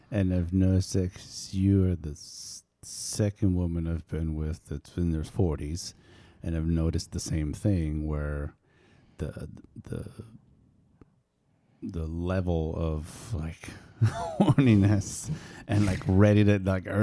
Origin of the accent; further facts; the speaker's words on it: East Coast, United States; now in West Coast, United States; we are on the West Coast, but uh, for me growing up on the East Coast